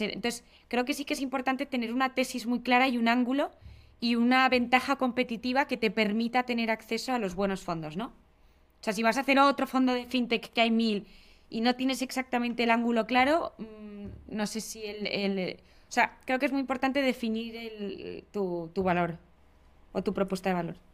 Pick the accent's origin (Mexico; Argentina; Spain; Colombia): Spain; also born or lived in England; Yo, que soy de España